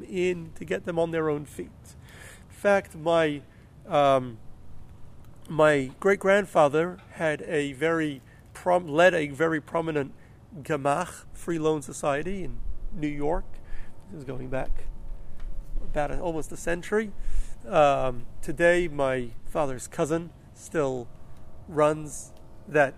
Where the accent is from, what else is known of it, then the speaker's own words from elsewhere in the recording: Melbourne, Victoria, Australia; the community where I grew up in Melbourne